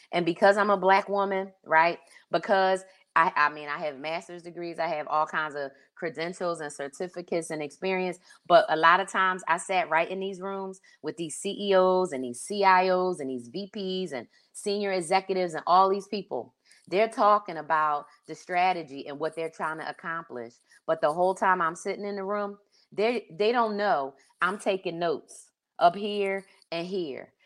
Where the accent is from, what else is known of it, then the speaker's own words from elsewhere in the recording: Philadelphia, Pennsylvania, United States; also born or lived in Delaware; now in Pacific Northwest, United States; I grew up in Philly